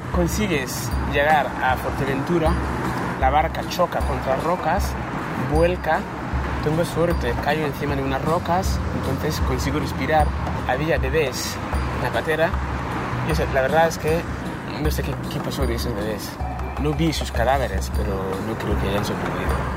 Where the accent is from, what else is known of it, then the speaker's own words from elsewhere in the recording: Ghana; Spanish is a second language; moved away as an adult; now in Spain; soy de Ghana, un pueblo que se llama Fiasos